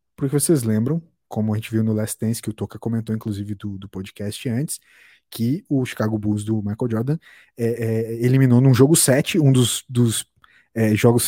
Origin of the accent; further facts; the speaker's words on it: Brazil; como brasileiros